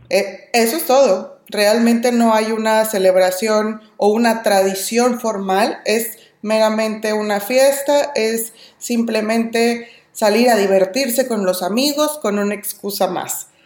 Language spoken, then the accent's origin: Spanish; Mexico; moved away as an adult; now in California, United States; soy mexicana y vivo en California